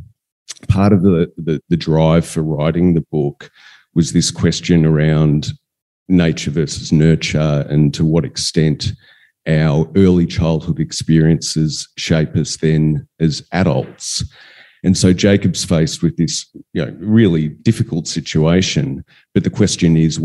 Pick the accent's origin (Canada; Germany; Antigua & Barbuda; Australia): Australia; Western Victoria; We were growing up in Western Victoria, and we had a farm on the outskirts of town